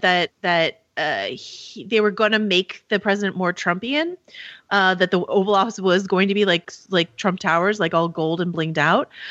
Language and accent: English; California, United States; I'm a Californian